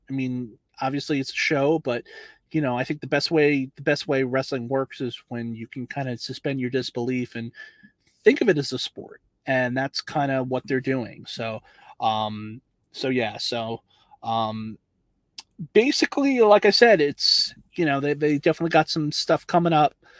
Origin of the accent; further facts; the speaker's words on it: Long Beach, New York, United States; I was I was born in Long Island. I was uh, born in Long Beach, and uh, you know, I know that area very well